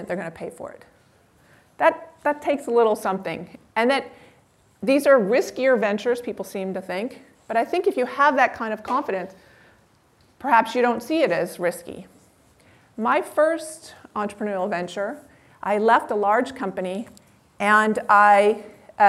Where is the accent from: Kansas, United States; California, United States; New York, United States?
California, United States; Palo Alto; I grew up in Palo Alto